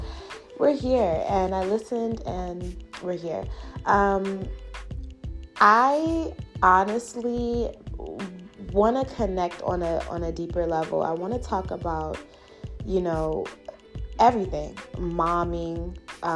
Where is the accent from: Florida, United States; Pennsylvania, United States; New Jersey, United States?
Pennsylvania, United States; Philadelphia; I'm from Philly, West Philly to be exact